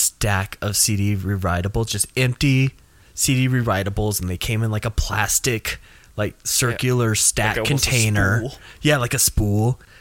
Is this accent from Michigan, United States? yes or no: no; Nashville, Tennessee, United States; growing up in Nashville